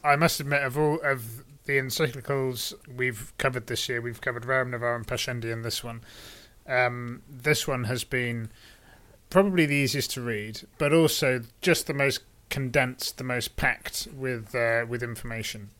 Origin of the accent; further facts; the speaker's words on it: United Kingdom; as a Brit